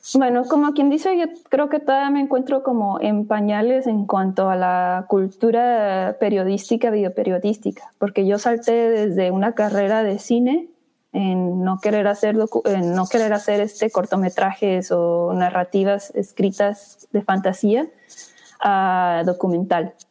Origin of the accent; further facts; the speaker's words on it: Chihuahua, Mexico; moved away as an adult; also born or lived in Chicago; now in New York, United States; Pues yo crecí en Chihuahua, México